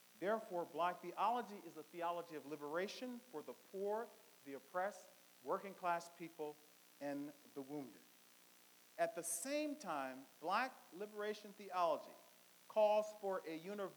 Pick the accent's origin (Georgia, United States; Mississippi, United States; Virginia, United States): Virginia, United States; Richmond; I'm from Virginia, so I was born in segregation. I was born in St. Philip's Colored Hospital on Broad Street, downtown Richmond.